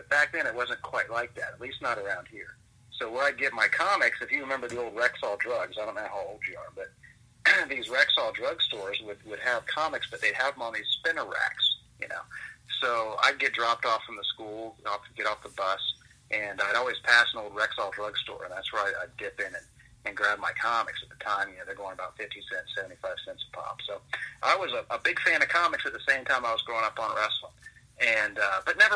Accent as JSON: {"language": "English", "town": "DeLand", "region": "Florida", "country": "United States", "tie": "born or raised there", "said": "my hometown at DeLand"}